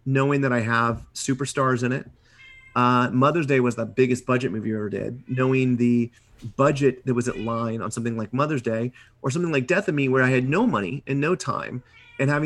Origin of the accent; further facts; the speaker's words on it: Midwest, United States; being a Midwesterner